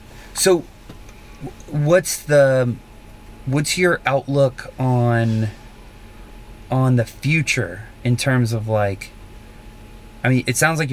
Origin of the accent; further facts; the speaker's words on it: South Carolina, United States; moved away; also born or lived in New York; So I'm from South Carolina originally